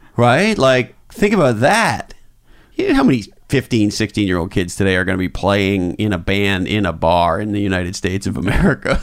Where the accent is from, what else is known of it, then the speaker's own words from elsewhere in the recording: Quebec, Canada; growing up in Quebec